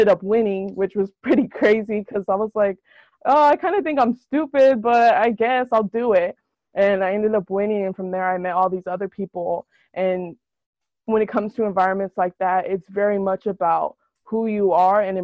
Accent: Salinas, California, United States; I'm from born and raised in Salinas, California

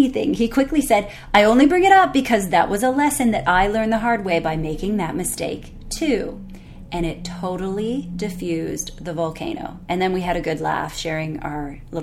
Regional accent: Canada; I'm Canadian

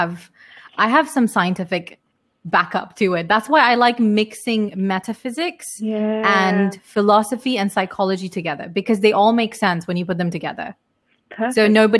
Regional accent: United Kingdom; moved away; I come from like three different cultures, and I was brought up in UK.

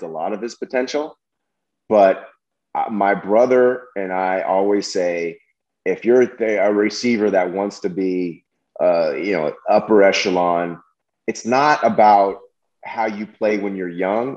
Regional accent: Berkeley, California, United States; growing up in Berkeley, I remember when I was Berkeley, California, I was offered a joint when I was, I think, second grade, third grade

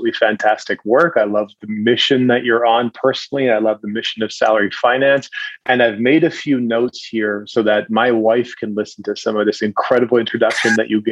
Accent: Williams Lake, British Columbia, Canada; I grew up in a small town in central British Columbia, a little town slash city. We thought we were a city. We were a little small town called Williams Lake.

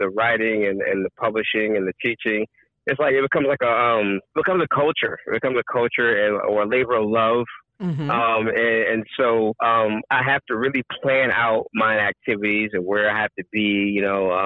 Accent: Long Beach, California, United States; also born or lived in San Diego; I grew up in Southern California, Long Beach. I went to elementary school and junior high in Long Beach and high school in San Diego

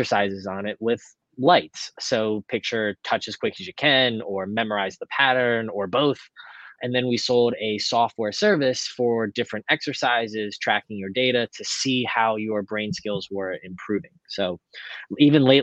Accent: Lancaster, Pennsylvania, United States; my hometown of Lancaster, Pennsylvania

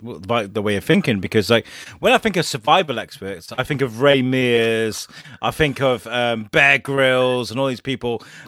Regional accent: Shrewsbury, West Midlands, United Kingdom; I'm from Shrewsbury in the UK, which is one of the most notorious towns in Europe for flooding.

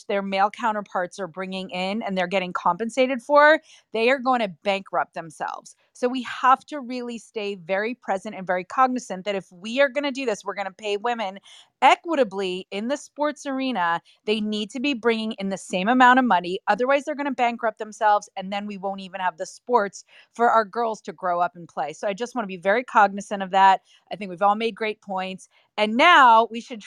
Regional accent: West Windsor, New Jersey, United States; born or raised there

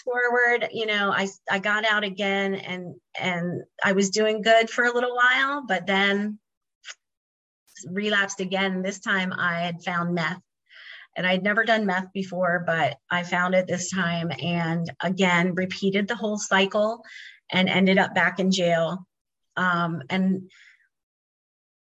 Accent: Maryland, United States; moved away; I was finally able to be back home with my family after 25 years of being gone from my hometown here

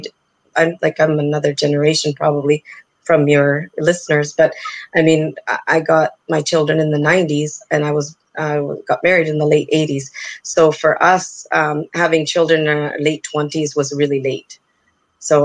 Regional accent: Canada; I'm a person born and brought up in Canada

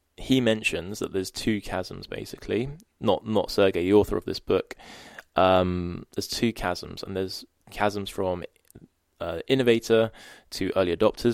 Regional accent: United Kingdom; being a Brit

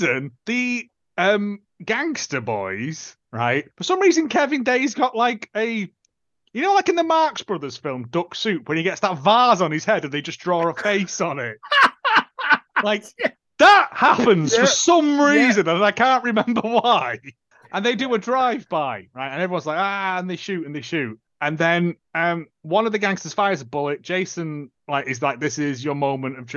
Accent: Yorkshire and the Humber, United Kingdom; accent: Yorkshire; my Yorkshire accent

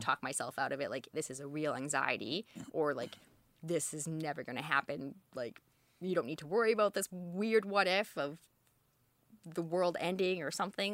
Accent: Alberta, Canada; moved away as an adult; also born or lived in Edmonton / Toronto; now in Halifax, Canada; I grew up in Alberta all over

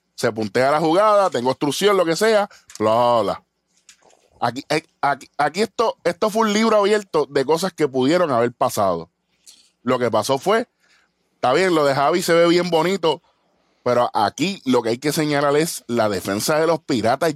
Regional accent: Puerto Rico; somos de Puerto Rico

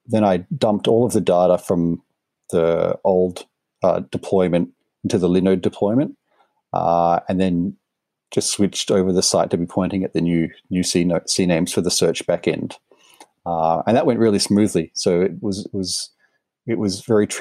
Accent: Australia; also born or lived in Sydney; I'm Australian, obviously, in Sydney

